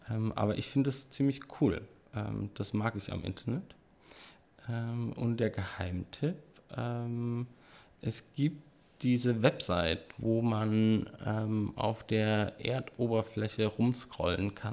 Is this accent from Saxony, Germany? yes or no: yes; Dresden, Saxony, Germany